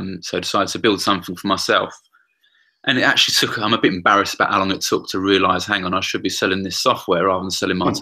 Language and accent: English; London, United Kingdom; I grew up in the East End of London, kicked out of a couple of schools